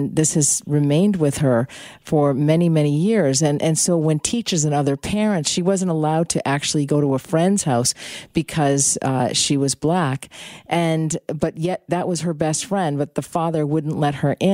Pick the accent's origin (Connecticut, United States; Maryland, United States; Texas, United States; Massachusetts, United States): Massachusetts, United States; Boston; moved away; I'm from Boston originally